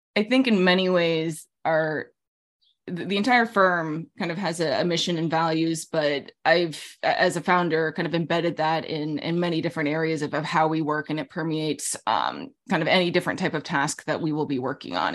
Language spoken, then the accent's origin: English; Alaska, United States; moved away; also born or lived in Middle East / New York City; I grew up in Alaska.